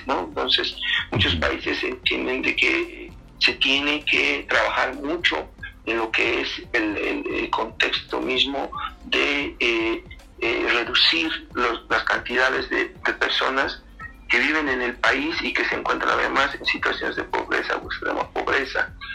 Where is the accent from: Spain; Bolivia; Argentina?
Bolivia; nosotros como, como, bolivianos